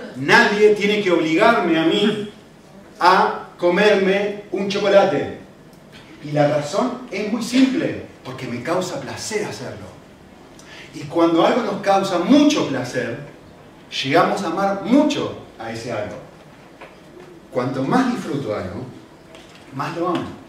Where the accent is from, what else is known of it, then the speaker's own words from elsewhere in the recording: Argentina; now in Spain; no soy europeo, eh, no soy español, soy de Argentina